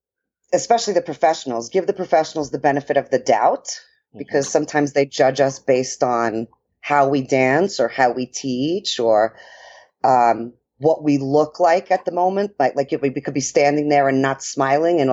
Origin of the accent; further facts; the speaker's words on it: New York, United States; accent: New York; moved away; my New York accent.